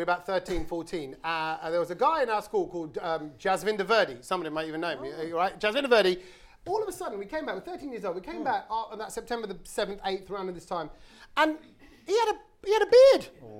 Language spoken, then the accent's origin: English; London, United Kingdom; I'm from South London, didn't I?